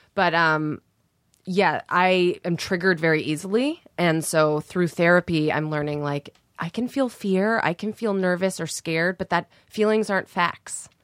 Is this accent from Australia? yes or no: no; Canada; moved away as an adult; now in Los Angeles, United States; I'm from Canada